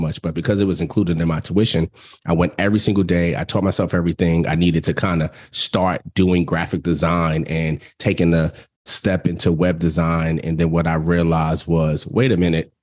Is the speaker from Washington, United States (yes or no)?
no; New York City, New York, United States; growing up in New York